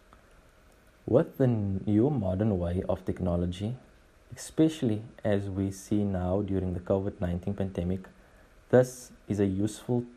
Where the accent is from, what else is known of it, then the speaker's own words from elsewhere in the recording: Port Elizabeth, Eastern Cape, South Africa; I am from the Eastern Cape, Port Elizabeth, Kubera.